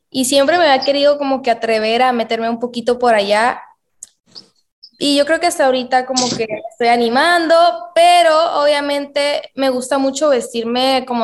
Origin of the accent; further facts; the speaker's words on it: Mexico; also born or lived in United States; Yo crecí la mayor, o sea, la mayor parte de mi infancia fue en Estados Unidos. Pero obviamente para mí es, es, muy importante representar a mi país, ¿no? Entonces trato de, obviamente, de apoyarme a, a mi país que es México